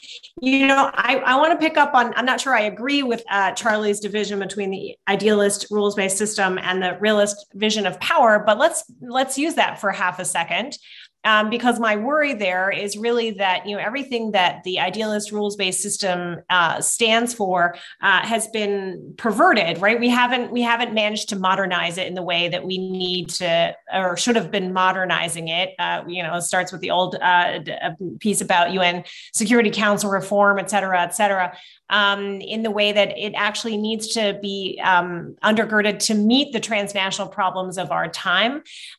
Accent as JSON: {"language": "English", "town": "Wiesbaden", "region": "Hesse", "country": "Germany", "tie": "born or raised there", "said": "It's closer for me to drive to Kiev now here than to my hometown of Wiesbaden."}